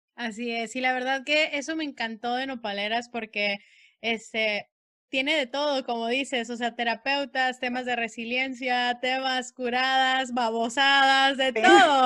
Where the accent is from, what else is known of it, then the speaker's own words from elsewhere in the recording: Sonora, Mexico; moved away; also born or lived in Mexicali, Baja California; Soy nacida en Sonora